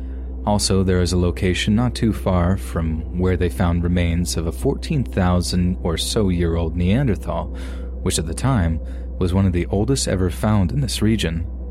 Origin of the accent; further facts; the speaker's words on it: Texas, United States; her son and I all moved to an area close to where I grew up in Central Texas.